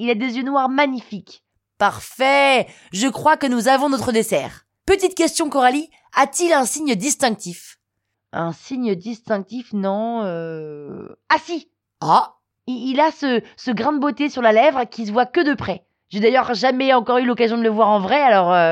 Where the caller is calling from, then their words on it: Niort, Nouvelle-Aquitaine, France; Je viens de Niort et j'ai 27 ans.